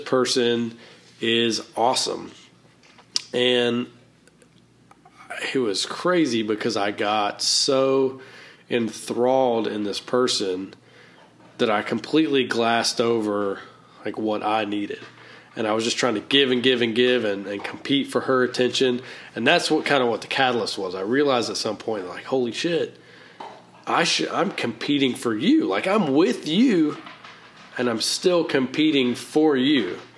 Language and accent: English; the South, United States; accent: Southern; And I learned how to dress well, and I learned how to use my Southern accent in a way.